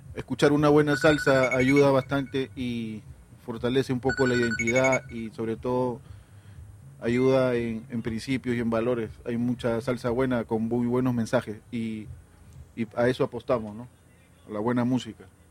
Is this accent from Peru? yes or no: yes; Callao, Peru; mi barrio natal, Puerto Nuevo